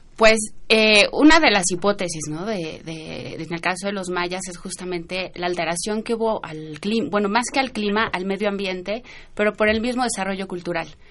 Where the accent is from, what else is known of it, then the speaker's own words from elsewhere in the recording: Mexico; son nuestros orígenes, ¿no? Como mexicanos